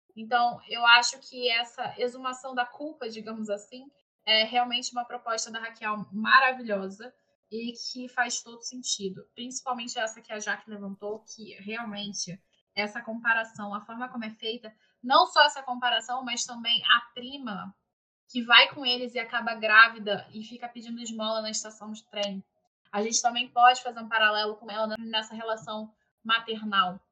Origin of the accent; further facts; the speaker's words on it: Rio de Janeiro, Brazil; Eu, eu sou carioca, então assim, eu sou aqui do Rio